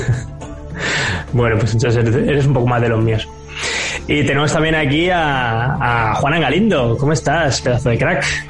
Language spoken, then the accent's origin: Spanish; Barcelona, Catalonia, Spain; aquí en Barcelona, de donde soy yo